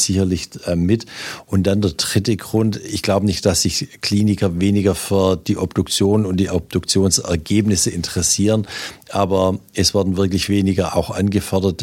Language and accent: German; Swabia, Baden-Württemberg, Germany; als Schwabe